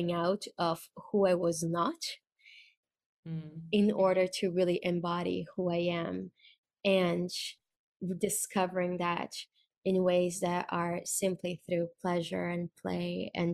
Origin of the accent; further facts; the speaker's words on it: Brazil; I'm from Brazil, born and raised